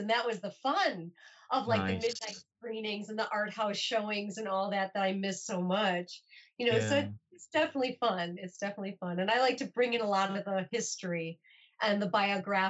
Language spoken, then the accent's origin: English; Milwaukee, Wisconsin, United States; moved away as an adult; now in Los Angeles, United States; I'll have lived in Los Angeles almost as long as my hometown of Milwaukee